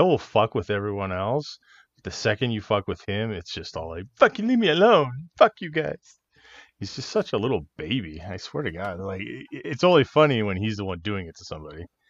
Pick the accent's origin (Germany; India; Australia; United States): United States; Los Angeles, California; growing up in California and, and L